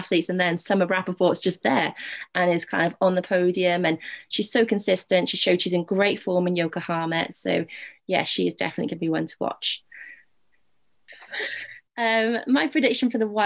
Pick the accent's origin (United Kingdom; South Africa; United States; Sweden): United Kingdom; a Brit